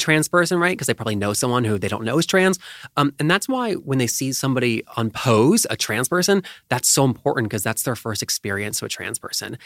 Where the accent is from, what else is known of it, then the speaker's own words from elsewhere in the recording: North Carolina, United States; moved away; my home state of North Carolina